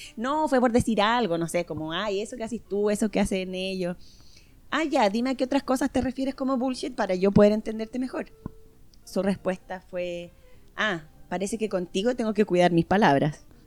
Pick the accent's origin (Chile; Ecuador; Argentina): Chile; moved away; yo como buena chilena